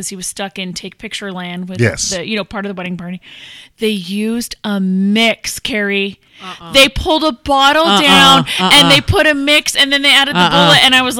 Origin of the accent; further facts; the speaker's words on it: Kentucky, United States; I'm from Kentucky.